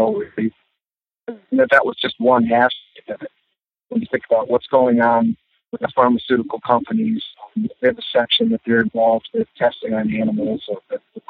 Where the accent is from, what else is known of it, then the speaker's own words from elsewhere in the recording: Syracuse, New York, United States; When I was younger, we were dealing with a lot of environmental stuff in our area.